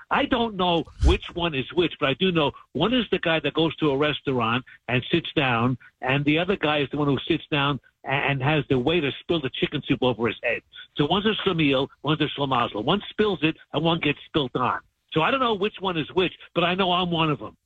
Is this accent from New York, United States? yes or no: yes; New York City, New York, United States; moved away; also born or lived in Cincinnati; growing up in New York City